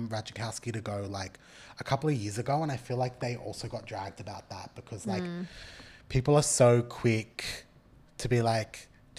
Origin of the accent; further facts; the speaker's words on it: Australia; As an Australian...